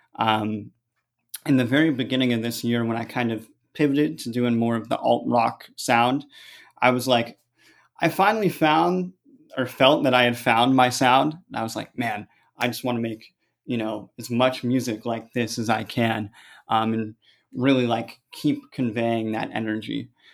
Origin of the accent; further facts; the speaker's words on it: San Francisco, California, United States; I'm from San Francisco. I grew up in the suburbs, just about twenty minutes south.